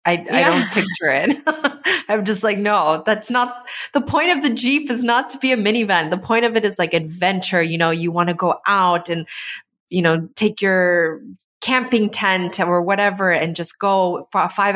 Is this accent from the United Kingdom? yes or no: no; Canada; as a Canadian who hasn't been in Canada for the last 2 or 3 years